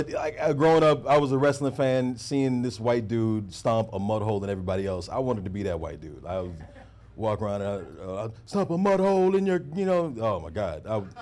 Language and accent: English; Houston, Texas, United States; moved away; I'm from Houston.